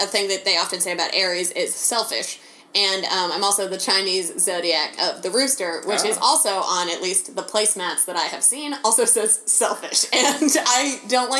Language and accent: English; Ireland; As an Irish person